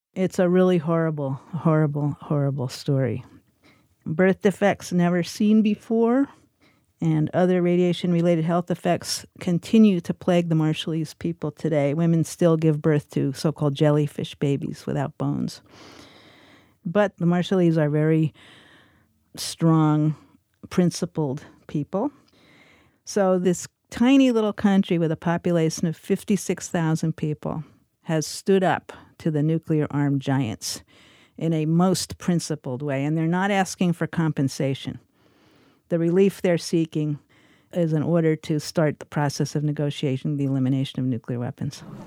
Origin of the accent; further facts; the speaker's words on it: New York, United States; When I was five or six years old growing up in New York